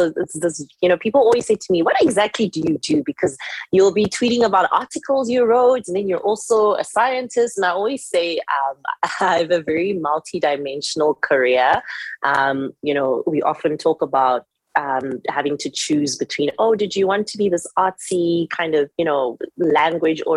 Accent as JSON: {"language": "English", "country": "South Africa", "tie": "born or raised there", "also_born_or_lived": "Zimbabwe", "said": "I'm Zimbabwean South African, but born here, raised here, went to school here"}